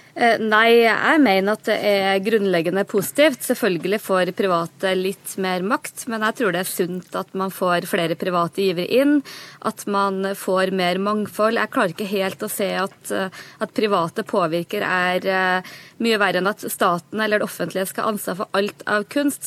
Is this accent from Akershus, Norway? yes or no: no; Namdalen, Trøndelag, Norway; Jeg er jo fra Namdalen